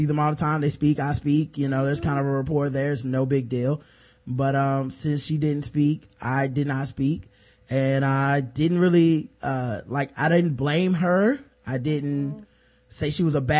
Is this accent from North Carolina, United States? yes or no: yes; the South, North Carolina, United States; we're from the South. This is North Carolina.